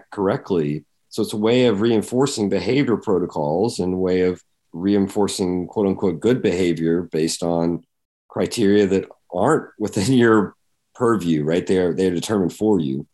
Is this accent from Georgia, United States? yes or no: yes; Georgia, United States; growing up in Georgia, in a maybe a slightly bigger town, but still a small town in Georgia